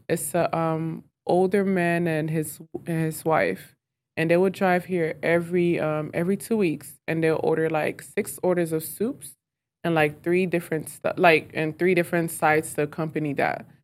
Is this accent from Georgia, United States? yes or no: yes; Clarkston, Georgia, United States; also born or lived in Lomé, Togo; I grew up in Clarkston.